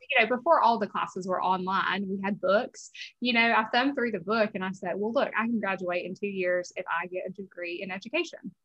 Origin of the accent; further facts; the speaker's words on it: South Georgia, United States; moved away as an adult; also born or lived in Pennsylvania; we grew up in South Georgia